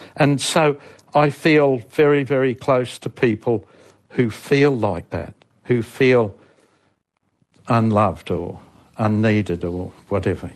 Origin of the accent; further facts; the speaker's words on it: Australia; from Australia and I've had two stuffed marriages